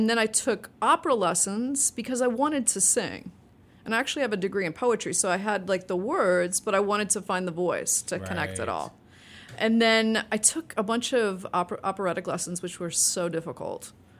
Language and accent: English; Evanston, Illinois, United States; Oh, absolutely. I mean, I went to a lot of YMCA parties